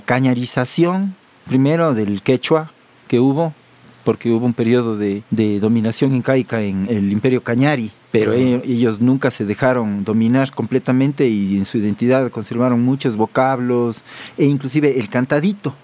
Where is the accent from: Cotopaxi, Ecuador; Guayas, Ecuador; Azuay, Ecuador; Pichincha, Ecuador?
Azuay, Ecuador; Cuenca; accent: cuencano; moved away; yo soy cuencano de nacimiento